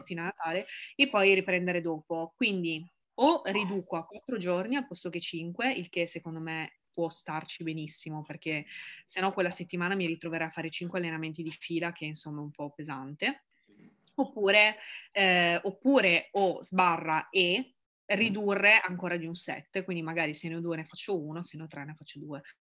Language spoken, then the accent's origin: Italian; Ivrea, Piedmont, Italy; moved away; also born or lived in Milan; Io non sono di Milano, ma sono di la ridente Ivrea in provincia di Torino